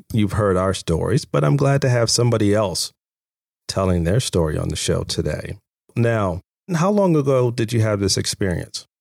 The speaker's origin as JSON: {"language": "English", "region": "Virginia", "country": "United States", "also_born_or_lived": "Manassas, Virginia", "said": "I'm from Virginia"}